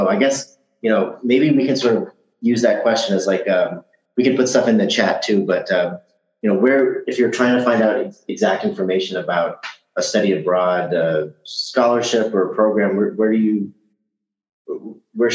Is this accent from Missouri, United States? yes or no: yes; Kansas City, Missouri, United States; And then to go back home to Kansas City, Missouri, which is maybe a couple hundred thousand people, this place is so quiet.